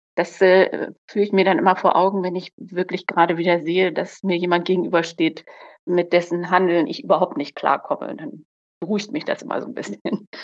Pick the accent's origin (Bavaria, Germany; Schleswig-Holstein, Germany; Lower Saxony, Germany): Lower Saxony, Germany; komme ja aus Niedersachsen